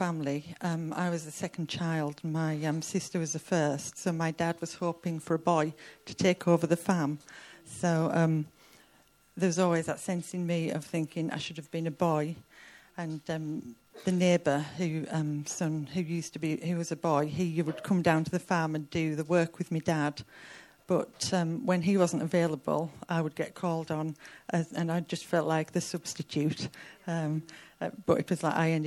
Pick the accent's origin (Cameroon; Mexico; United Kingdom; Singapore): United Kingdom; Cumbria, North West England; I grew up in Cumbria on a remote farm